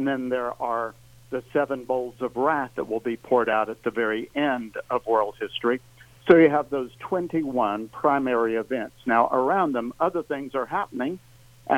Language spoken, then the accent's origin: English; Tennessee, United States; also born or lived in Nashville, Tennessee; I'm a native Tennessean. I was born up in the Appalachians near the North Carolina border, and I have been living here for the most part in Nashville for the last 43 years